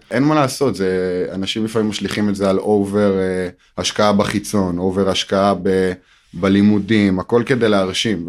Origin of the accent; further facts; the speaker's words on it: Modi'in, Central District, Israel; גדלתי במודיעין